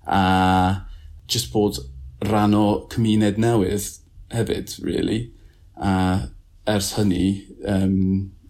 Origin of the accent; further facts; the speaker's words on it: Peterborough, East of England, United Kingdom; Welsh is a second language; moved away as an adult; now in Cardiff, United Kingdom; boi o Lloegr, dwi'n dod o Peterborough. Des i Cydydd yn 2012, felly nawr dwi'n teimlo fel onori Cymro.